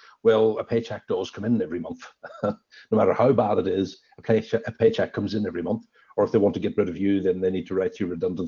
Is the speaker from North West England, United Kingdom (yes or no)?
no; Northern Ireland, United Kingdom; moved away as an adult; also born or lived in London / Amsterdam / Sydney, Australia; now in Orange, Australia; I'm originally from Northern Ireland a long time ago. I've left there about 27 or so years ago